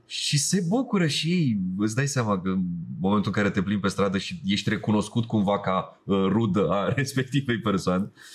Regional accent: Romania; zona mea în care se vorbește rusa

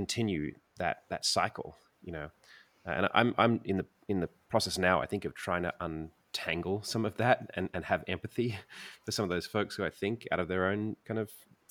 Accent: Sydney, New South Wales, Australia; I grew up in Sydney

